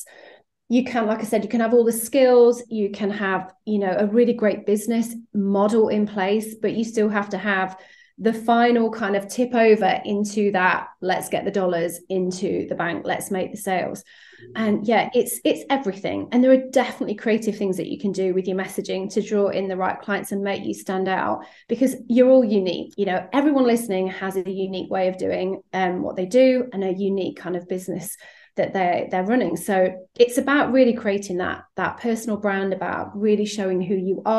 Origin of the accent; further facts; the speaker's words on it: United Kingdom; I'm based here in the UK. You might be able to tell from my accent.